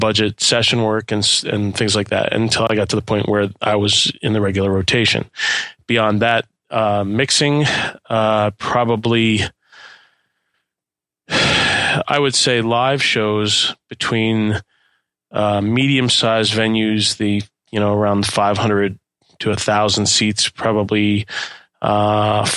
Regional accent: Philadelphia, Pennsylvania, United States; I'm originally from Philadelphia

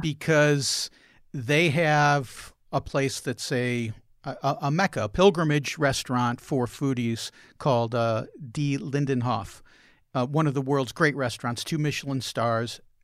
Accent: Chicago, Illinois, United States; I grew up in Chicago

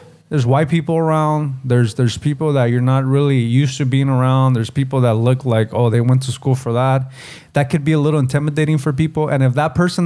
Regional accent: United States; as Chicanos, Mexican American, or Latinos, second generation, first generation

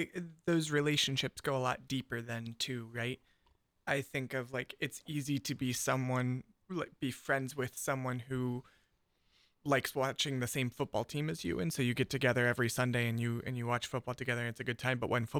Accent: East Liverpool, Ohio, United States; And I can think of one of my close friends I grew up with out in East Liverpool, Ohio. It's right on the river, a little old steel town

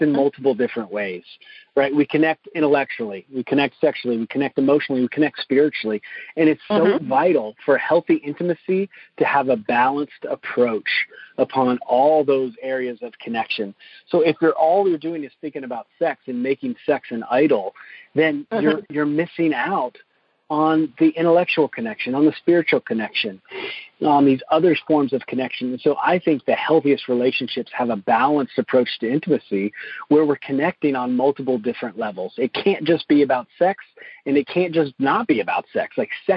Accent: the South, United States; my own upbringing growing up in the South in a Southern Baptist church

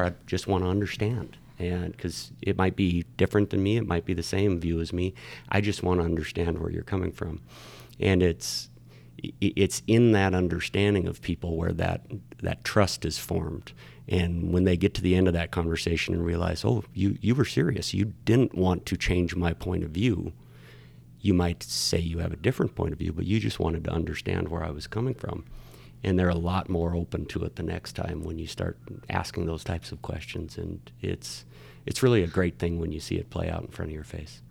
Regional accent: Miles City, Montana, United States; now in Bozeman, United States; I was born in Miles City. I was, I'm a quote unquote original Montanan

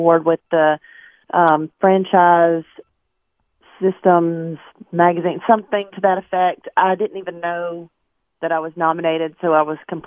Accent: Alabama, United States; I live in Alabama. I've grown up here.

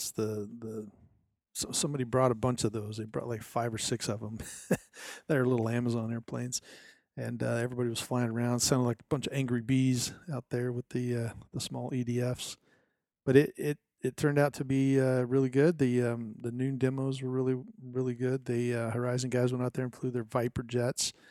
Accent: Arizona, United States; But for now … from Arizona, we'll uh, see you in two weeks.

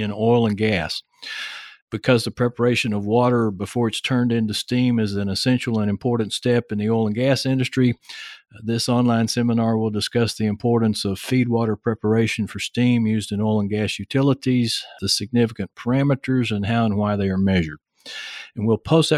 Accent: Texas, United States; accent: heavy Texas; my heavy Texas accent

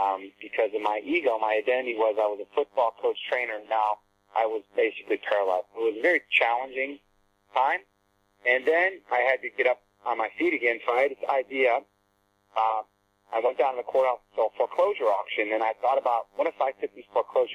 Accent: Ann Arbor, Michigan, United States; moved away as an adult; also born or lived in Florida; I grew up in Ann Arbor, Michigan, had a great family

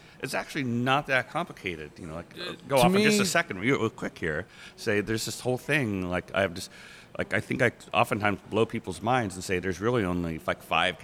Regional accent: East Bay, California, United States; now in Seattle, United States; I grew up in East Bay, California

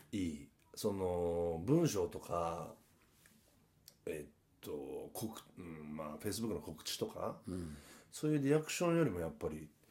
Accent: Hiroshima, Japan; accent: Hiroshima dialect

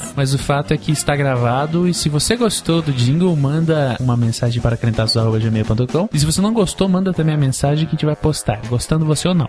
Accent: Curitiba, Paraná, Brazil; a gente não fala engraçado, não. A gente fala igual curitibano

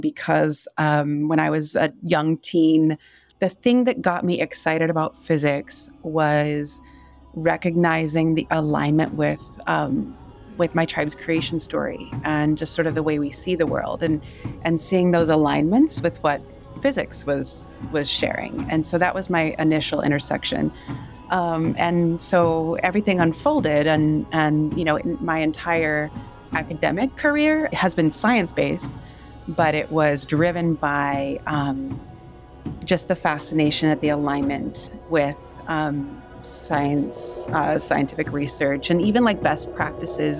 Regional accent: Yurok community in Northern California, United States; also born or lived in Wisconsin; now in Tucson, United States; I was raised in the Yurok community in Northern California

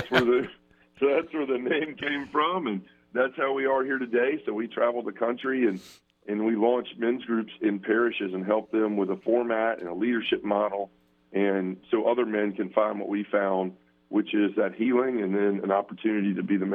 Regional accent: Memphis, Tennessee, United States; So I was born and raised here in Memphis. I lived my whole life. I'm 45 now, so I've been here a long time and was born and raised Baptist.

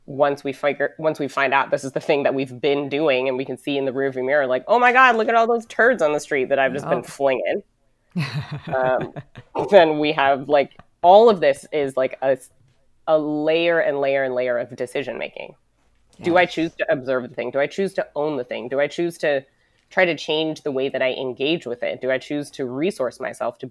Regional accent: United States; I was born and raised in the United States

